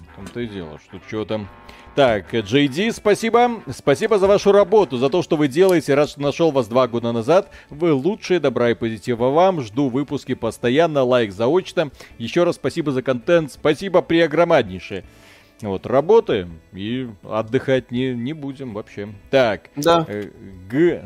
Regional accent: Belarus; Приезжайте в Беларусь, у нас все тихо

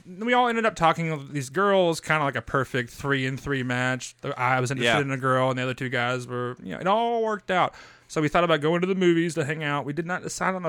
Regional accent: Paintsville, Kentucky, United States; Paintsville. That's where I'm from.

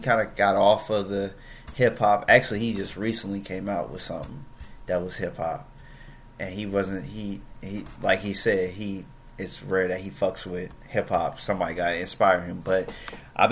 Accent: West Coast, United States; I am from the West Coast

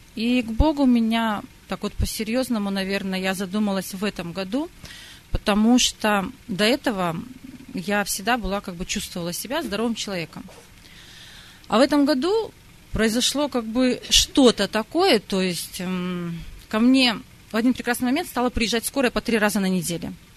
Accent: Belarus; also born or lived in Sakhalin, Russia; родилась на Сахалине, и там же приняла, как и все русские, большинство православия. Потом, когда была перестройка, моя семья переехала в Белоруссию

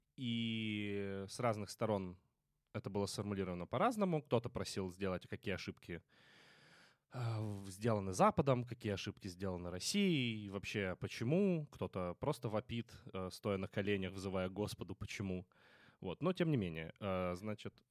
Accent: Kremenchuk, Poltava Oblast, Ukraine; в моем родном городе Кременчуге

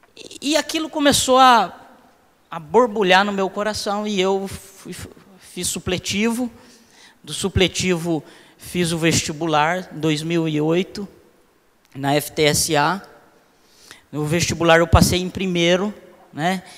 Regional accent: Londrina, Paraná, Brazil; Eu sou do Cincão, moro lá desde os, do, dos, desde os três anos de idade. Então, 39 anos ali no, no Cincão.

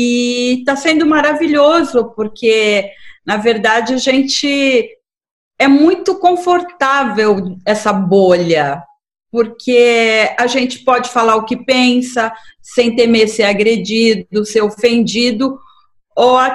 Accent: Fortaleza, Ceará, Brazil; principalmente falando para uma web rádio é, aí de Fortaleza, que é a minha terra

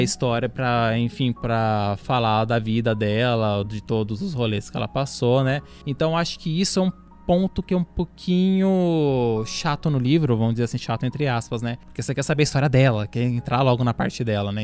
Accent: Bauru, São Paulo, Brazil; Nós aqui somos da cidade de Bauru

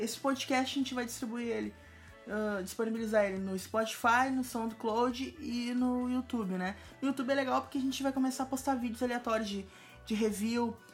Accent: Porto Alegre, Rio Grande do Sul, Brazil; eu sou de Porto Alegre

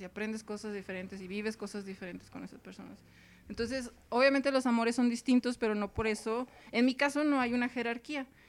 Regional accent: Mexicali, Baja California, Mexico; accent: norteña; also born or lived in Tijuana; now in Mexico City, Mexico; soy de Mexicali, Baja California

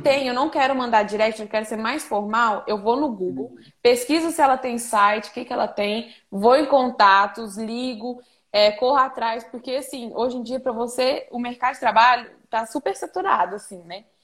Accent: Patos de Minas, Minas Gerais, Brazil; also born or lived in Araxá, Minas Gerais / Boituva, São Paulo; now in Goiânia, Brazil; eu nasci em Patos de Minas, Minas Gerais. É, e aí eu, eu morei em Araxá e agora eu moro em Goiânia.

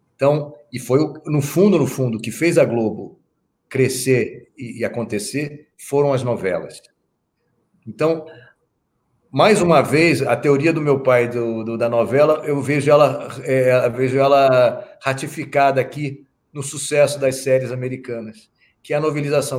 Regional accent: Brazil; eu, como brasileiro

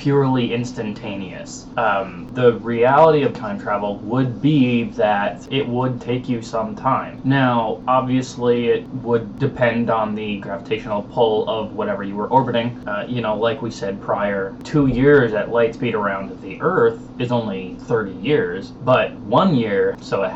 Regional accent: Minnesota, United States; moved away; also born or lived in Oklahoma; I was born and raised in Minnesota. However, I moved to Oklahoma. I went to high school in Oklahoma

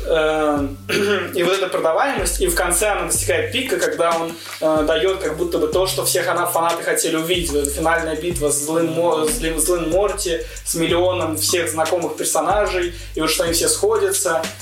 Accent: Saint Petersburg, Russia; born or raised there

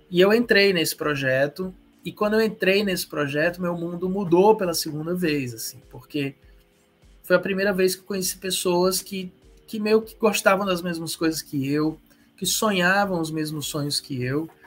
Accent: Ceará, Brazil; Mas eu sou eu sou cearense, eu tenho 47 anos.

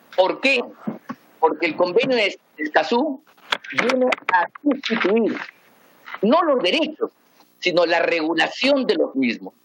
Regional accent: Peru; venimos peleando los peruanos

